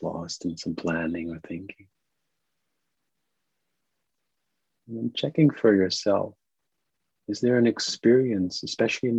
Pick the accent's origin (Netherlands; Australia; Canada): Netherlands; now in New York, United States